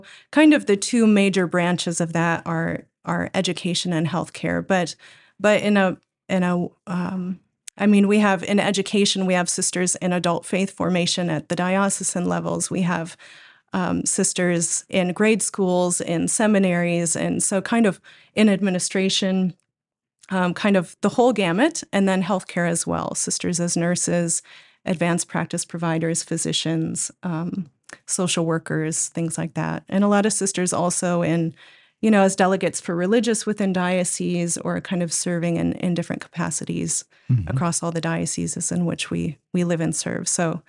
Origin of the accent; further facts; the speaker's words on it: Austin, Minnesota, United States; accent: Minnesota; In Austin, Minnesota. Oh. Well, I was born in Rochester, I guess, but southeastern Minnesota.